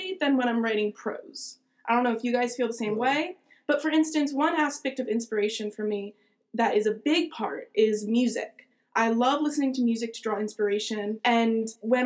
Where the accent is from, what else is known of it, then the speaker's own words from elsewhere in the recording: Towson, Maryland, United States; I'm from Towson, Maryland